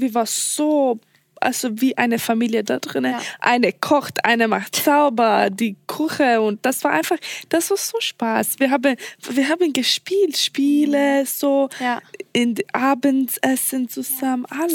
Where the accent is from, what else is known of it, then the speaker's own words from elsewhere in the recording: Sweden; German is a second language; Ich komme aus Schweden